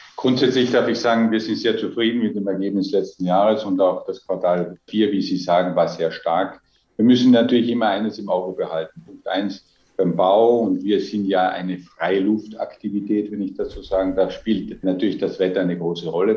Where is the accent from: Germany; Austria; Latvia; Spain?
Austria; Als Österreicher